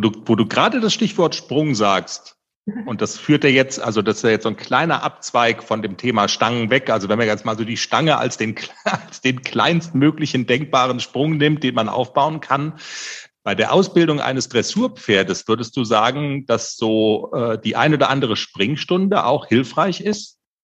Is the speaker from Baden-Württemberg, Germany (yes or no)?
yes; Black Forest, Baden-Württemberg, Germany; Wir kommen aus dem Schwarzwald